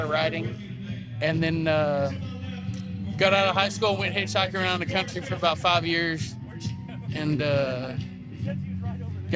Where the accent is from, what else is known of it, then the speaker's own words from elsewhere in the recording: Fort Worth, Texas, United States; now in Far East Texas, United States; I'm a songwriter from Fort Worth originally. Live in Far East Texas now